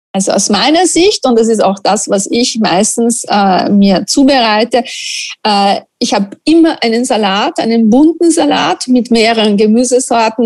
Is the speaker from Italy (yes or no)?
yes; Italy; German is a second language; moved away as an adult; also born or lived in Linz, Austria; now in Austria; ich bin Italienerin und in Italien wird nicht so viel gebacken wie in Österreich